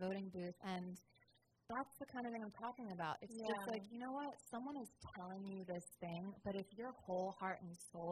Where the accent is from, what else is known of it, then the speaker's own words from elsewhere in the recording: New Jersey, United States; I'm from, like, South Jersey.